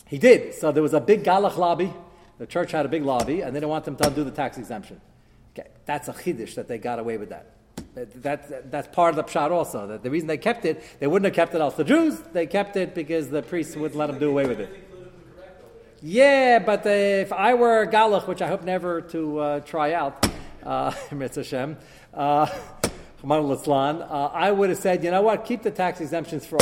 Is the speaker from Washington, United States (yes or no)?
no; New York City, New York, United States; growing up in Brooklyn